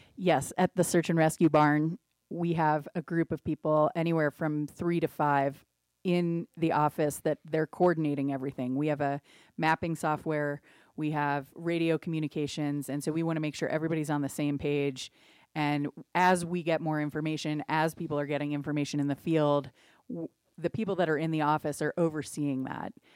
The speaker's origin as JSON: {"language": "English", "town": "Cincinnati", "region": "Ohio", "country": "United States", "tie": "born or raised there", "moved": "yes", "lives_now": "Wet Mountain Valley, Colorado, United States", "said": "I grew up in Cincinnati, Ohio"}